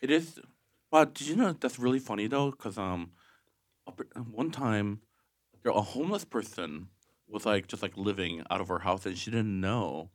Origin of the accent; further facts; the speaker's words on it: Okemos, Michigan, United States; I'm from Michigan